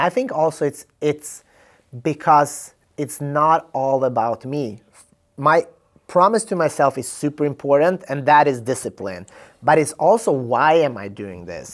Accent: Sweden; I'm from Sweden

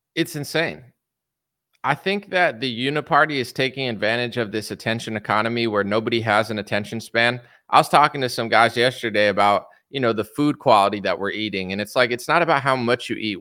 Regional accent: United States; I'm an American.

